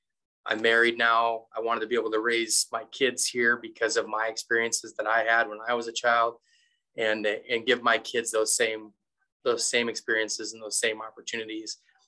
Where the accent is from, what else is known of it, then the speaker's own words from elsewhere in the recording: Glasgow, Montana, United States; also born or lived in North Dakota / Wyoming; I'm in my hometown, so Glasgow, Montana. And as we talked off air earlier, Glasgow is dubbed the middle of nowhere. We're kind of out in the middle of nowhere. We're a prairie, and we're about four and a half hours away from anywhere